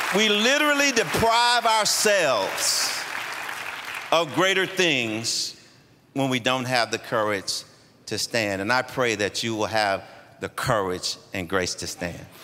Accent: Shreveport, Louisiana, United States; moved away; also born or lived in Atlanta, Georgia; I was born in Shreveport, Louisiana, into a family where I had three big brothers and two little sisters.

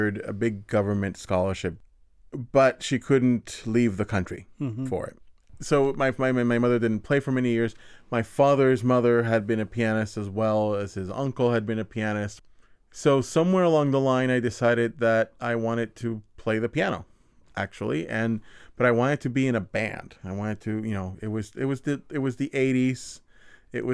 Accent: San Juan, Puerto Rico; I'm not from Santurce. Santurce is the hospital where I was born

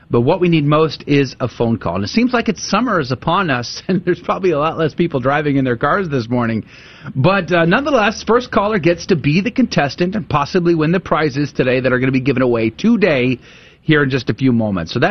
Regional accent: San Antonio, Texas, United States; The great nice. city of San Antonio, Texas. You know, Victoria, it's not just great because I grew up there.

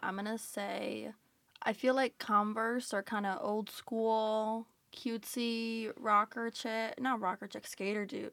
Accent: Georgia, United States; moved away as an adult; now in Philadelphia, United States; I'm from Georgia

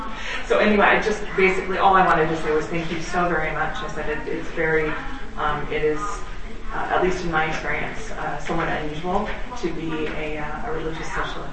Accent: Shoreline, Washington, United States; I'm from Shoreline, which is just north of Seattle.

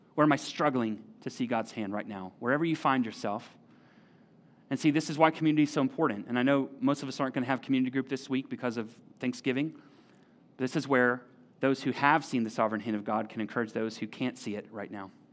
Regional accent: United States; we're American

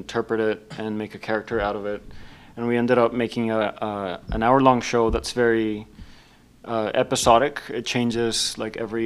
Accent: Laredo, Texas, United States; moved away as an adult; now in Chicago, United States; I'm from Texas, from the border town Laredo, Mexico-American border.

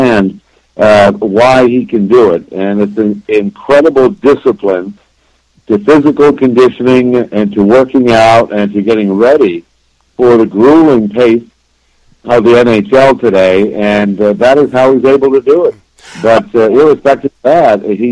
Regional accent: Ottawa, Ontario, Canada; moved away as an adult; now in Florida, United States; went back to my hometown, which is Ottawa, Ontario, Canada

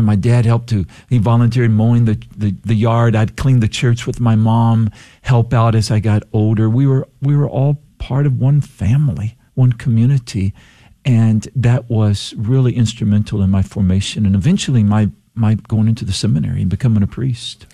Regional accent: Palacios, Texas, United States; also born or lived in El Campo, Texas / Eagle Lake, Texas; I grew up in El Campo here in Texas, a farming community. only lived there about a year of my life, and then we spent a little bit of time because my dad started to work for an oil company and we moved to Eagle Lake. But most of my, my formative years were in Palacios

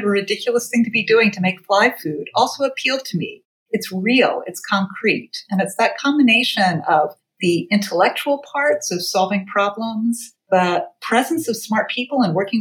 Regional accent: Athens, Georgia, United States; moved away as an adult; also born or lived in Boston, Massachusetts / San Francisco, California; now in New York, United States; I grew up in Athens, Georgia, and went to the University of Georgia

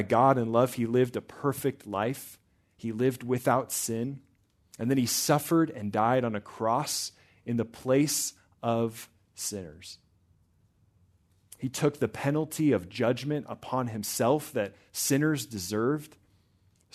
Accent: Nebraska, United States; moved away; from Nebraska

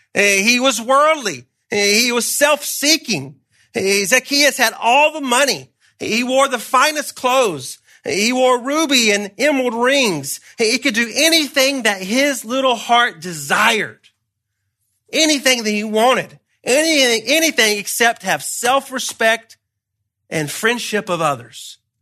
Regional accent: Georgia, United States; moved away; I'm from Georgia originally

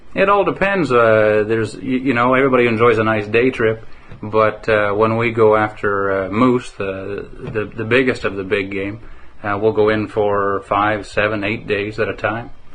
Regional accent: Calgary, Alberta, Canada; now in Manning, Canada; growing up in Calgary, I knew it was it was a wonderful city to live

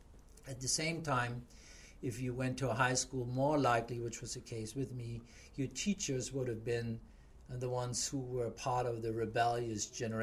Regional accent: Hamburg, Germany; Well, the Jewish community in the city of Hamburg was a smaller one and existed fairly isolated on its own. So you, as a, you know, average little child in Hamburg, your exposure to the relationships would have not

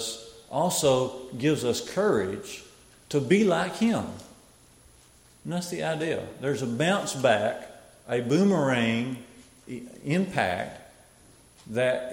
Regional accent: Smith Lake, Alabama, United States; where I come from, I grew up down around Smith Lake

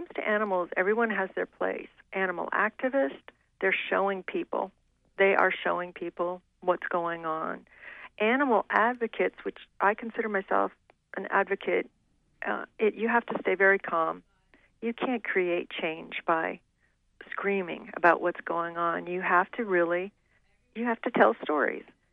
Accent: Maine, United States; also born or lived in Australia; growing up in Maine

